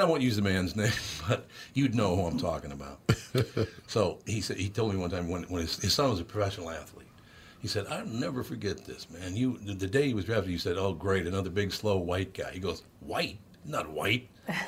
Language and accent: English; Minneapolis, Minnesota, United States; I came from North Minneapolis.